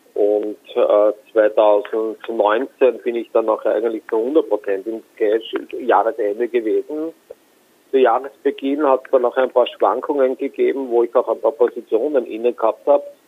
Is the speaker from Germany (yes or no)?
no; Austria; Ich komme aus Österreich